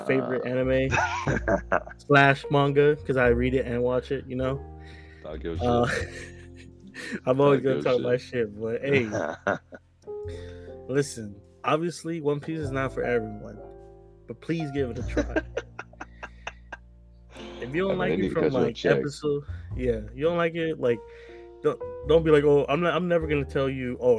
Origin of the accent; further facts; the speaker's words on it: New York City, New York, United States; also born or lived in Georgia; now in Massachusetts, United States; I am from Brooklyn, New York, born and raised there